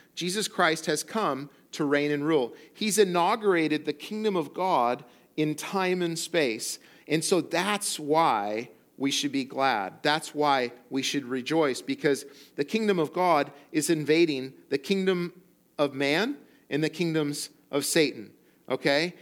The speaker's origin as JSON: {"language": "English", "region": "central coast of California", "country": "United States", "tie": "born or raised there", "also_born_or_lived": "Colorado", "moved": "as an adult", "lives_now": "Morro Bay, United States", "said": "the central coast of California, where I grew up and where I'm from"}